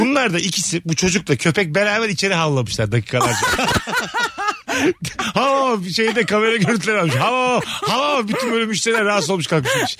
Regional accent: Bursa, Turkey; moved away; memleketim Bursa'ya geliyorum

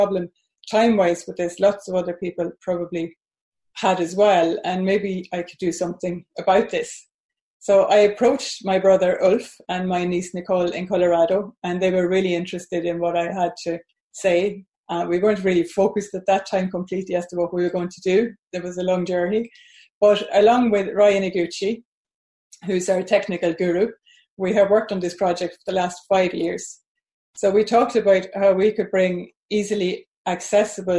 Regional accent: Sweden; moved away as an adult; now in Ireland; Yeah, I'm originally from Sweden, but I've lived in Ireland for well over 40 years now. So I'm based in Ireland.

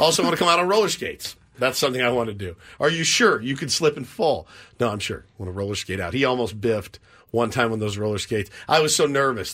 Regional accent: Grapevine, Texas, United States; He's from my hometown. Went to my, my high school.

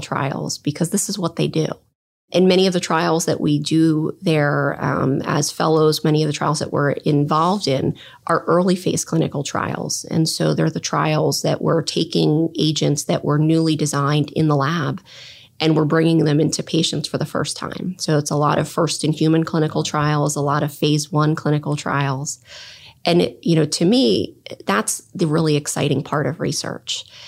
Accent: southern New Jersey, United States; moved away as an adult; also born or lived in Hartford, Connecticut; now in Columbus, United States; I grew up in southern New Jersey, um, right outside of Philadelphia

